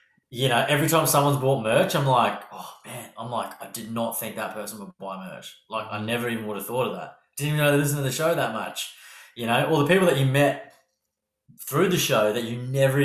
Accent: Australia; accent: harsh Australian; my harsh Australian accent

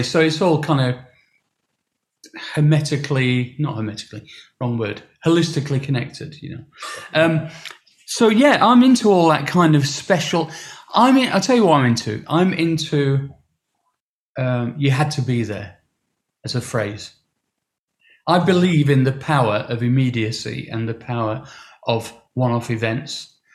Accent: Sheffield, Yorkshire and the Humber, United Kingdom; my hometown

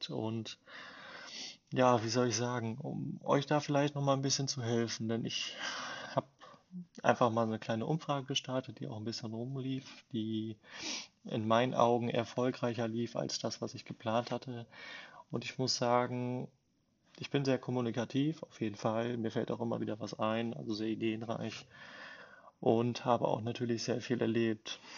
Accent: Bielefeld, North Rhine-Westphalia, Germany; also born or lived in Versmold; bin geboren in Versmold und ja, lebe jetzt in Bielefeld, seitdem ich klein auf bin, quasi mit äh, wenn ich mich nicht vertue, mit acht Jahren

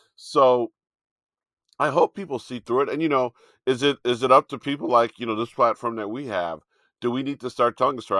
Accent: Chicago, Illinois, United States; Chicago is technically my hometown 'cause I was born in Chicago

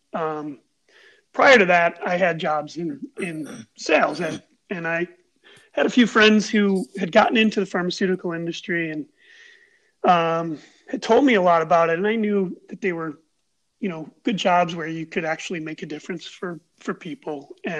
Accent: Buffalo, New York, United States; I've grown up in Buffalo. I grew up in the Amherst area. I've lived in Buffalo my whole life

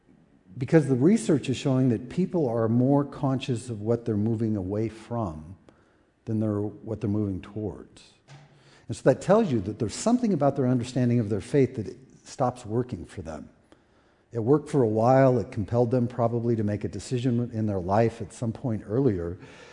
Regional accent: United States; as Americans

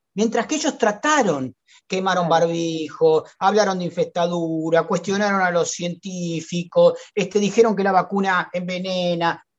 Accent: Argentina; nuestro país

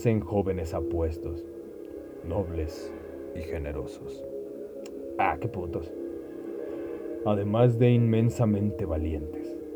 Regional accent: Mexico; Y si nos van a decir algo acerca de que los mexicanos y otros nos parecemos, nos vale madre.

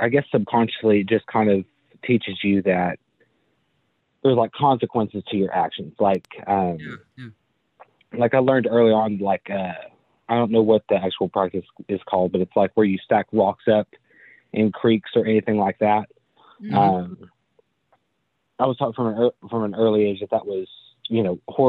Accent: Upper East Tennessee, United States; I was raised in Upper East Tennessee. I've lived here my whole life

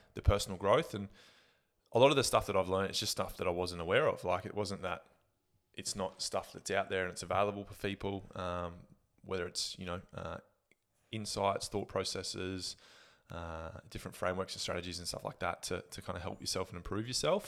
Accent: Gladstone, Queensland, Australia; also born or lived in Brisbane; growing up in Gladstone

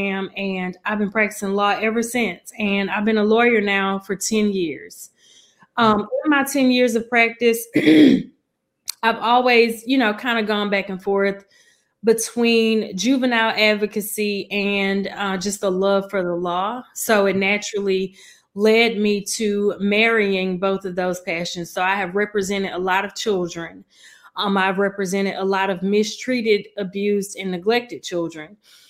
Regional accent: Mobile, Alabama, United States; also born or lived in Huntsville, Alabama / Nashville, Tennessee; I am from Mobile, Alabama, born and raised in Tomanville

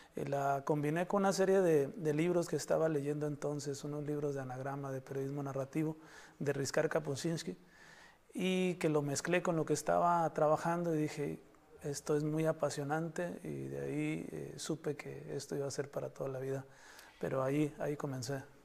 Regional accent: Baja California, Mexico; also born or lived in Mexico City; los, los bajacalifornianos

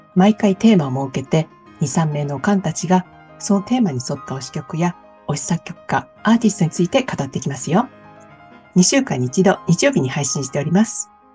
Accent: Kansai, Japan; now in Sydney, Australia; 関西人としては

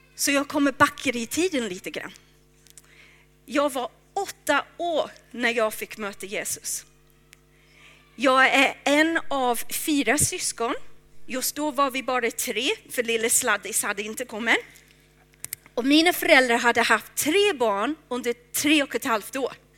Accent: England, United Kingdom; now in Stockholm, Sweden; Jag är från England

